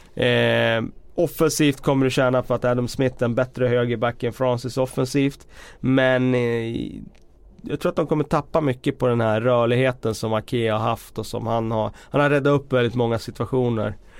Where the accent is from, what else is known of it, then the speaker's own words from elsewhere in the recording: Västerås, Västmanland, Sweden; moved away; jobbade på lokaltidningen hemma i Västerås